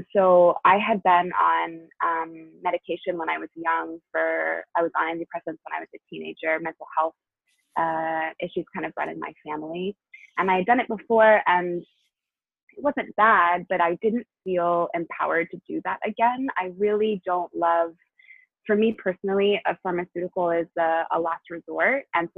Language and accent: English; New Hampshire, United States; also born or lived in Tennessee / Chicago; now in Los Angeles, United States; And I grew up half in New Hampshire, half in Tennessee, and went to college in Chicago and now live in LA.